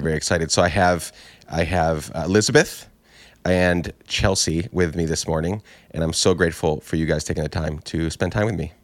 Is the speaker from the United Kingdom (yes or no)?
no; Guatemala; moved away as an adult; I grew up in Guatemala from nine, or not grew, nine to nineteen, so ten years